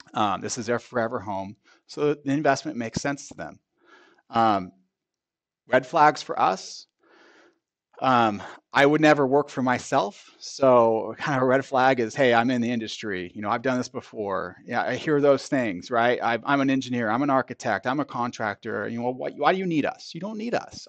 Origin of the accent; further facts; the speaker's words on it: Bay Area, California, United States; moved away as an adult; now in Sacramento, United States; I grew up in the Bay Area, moved up here in about two thousand three